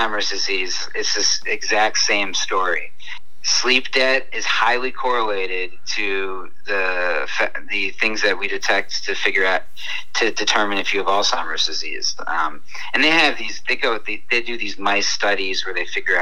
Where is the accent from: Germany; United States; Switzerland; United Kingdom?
United States; New York City, New York; I used to walk all the time as a New Yorker.